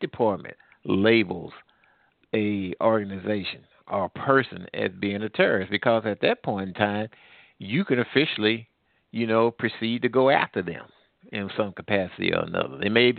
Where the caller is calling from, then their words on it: Missouri, United States; we're calling from Missouri right now